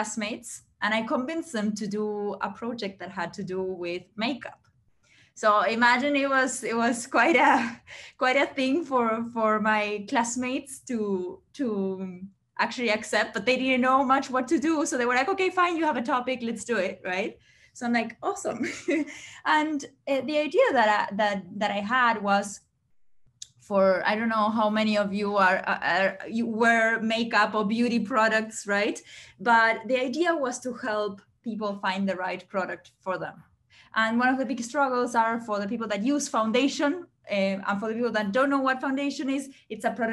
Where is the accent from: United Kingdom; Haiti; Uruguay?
Uruguay; moved away; I'm originally from Uruguay, from South America.